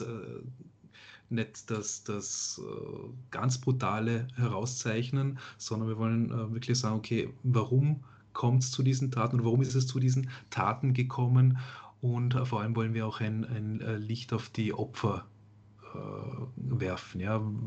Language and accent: German; Vorarlberg, Austria; Radio Vorarlberg, ja? was hören die Leute, wo ich herkomme